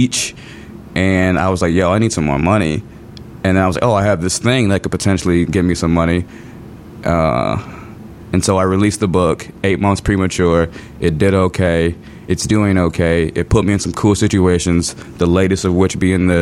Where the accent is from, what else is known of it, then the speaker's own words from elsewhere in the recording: Chicago, Illinois, United States; I'm a writer from the South Side of Chicago